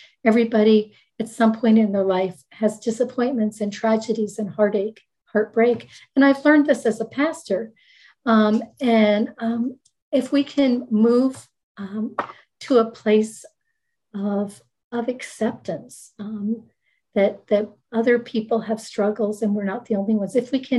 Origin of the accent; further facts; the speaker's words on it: Maryland, United States; also born or lived in Rhode Island / Michigan / New Jersey / Jamaica; So I was born in Rhode Island. We moved to Michigan, lived several places in Michigan as the phone company moved him then to the Washington, D.C. area. I grew up in Maryland and we moved to Maryland to New Jersey.